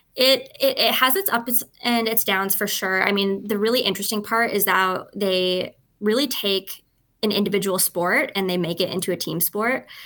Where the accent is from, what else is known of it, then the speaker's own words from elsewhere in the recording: Edmonton, Alberta, Canada; I'm Canadian, um, and I am from Edmonton, Alberta